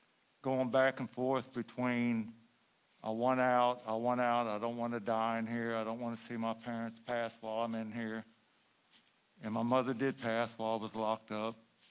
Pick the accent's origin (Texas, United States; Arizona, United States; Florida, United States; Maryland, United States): Texas, United States; Huntsville; I'm from Huntsville, Texas.